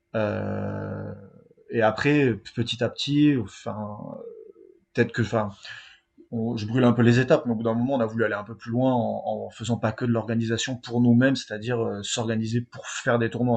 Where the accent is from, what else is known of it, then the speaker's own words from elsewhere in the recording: south-west France, France; on vient du Sud-Ouest